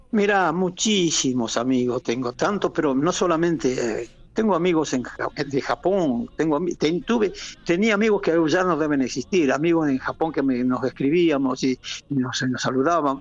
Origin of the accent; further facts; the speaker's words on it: Argentina; also born or lived in Madrid, Spain; now in Spain; me contrataron a mí como argentino